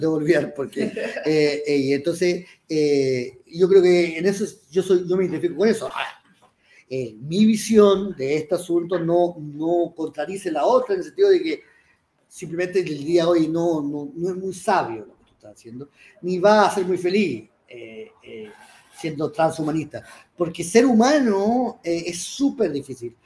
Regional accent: Chile; ya soy chileno, eh, nací en Chile, no tengo ni una posibilidad de no serlo

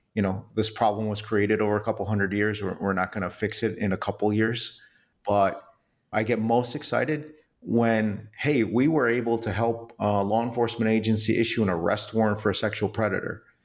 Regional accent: New York City, New York, United States; I was born in New York City

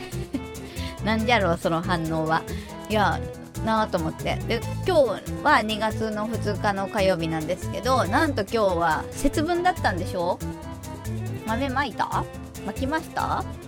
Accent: Shizuoka, Japan; now in Kanto, Japan; 地元静岡なんですけど、関東に来たぐらいから

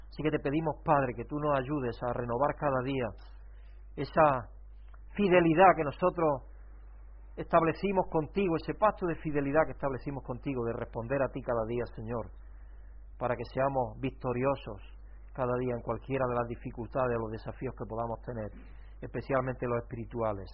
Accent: Spain

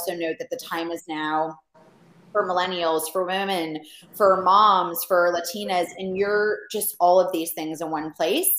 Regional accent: Chicago, Illinois, United States; as a Chicagoan and growing up there

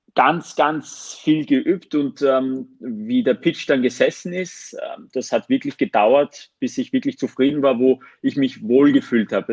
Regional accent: Armenia; moved away; ich bin ursprünglich Armenier

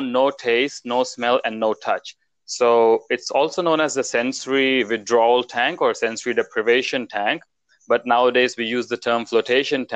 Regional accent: New Zealand; moved away as an adult; also born or lived in India / London; now in Melbourne, Australia; I was born in India, and then I lived most of my life in New Zealand

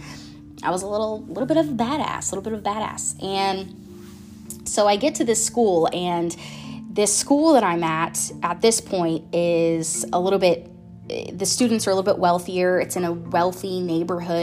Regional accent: Florida, United States; I'm from Florida

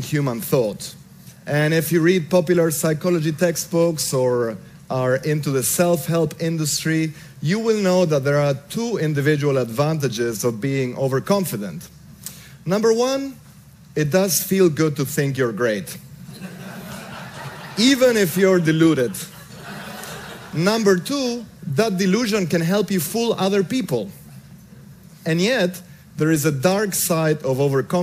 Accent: Argentina; I grew up in Argentina

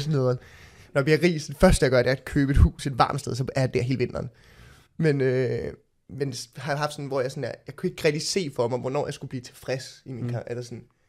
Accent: Copenhagen, Capital Region of Denmark, Denmark; jeg voksede op på Østerbro, gået på Sortedamskolen

